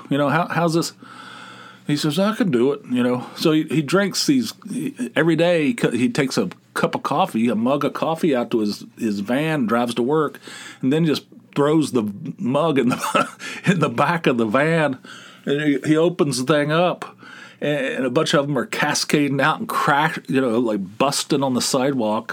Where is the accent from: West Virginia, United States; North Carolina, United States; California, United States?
West Virginia, United States; I'm from West Virginia